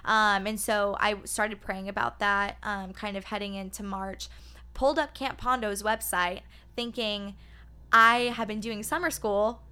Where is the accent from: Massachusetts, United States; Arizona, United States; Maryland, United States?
Arizona, United States; Phoenix; I am born and raised in Phoenix, Arizona